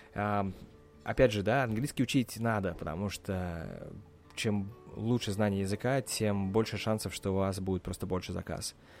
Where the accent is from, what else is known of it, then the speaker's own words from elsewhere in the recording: Russia; now in United States; я из России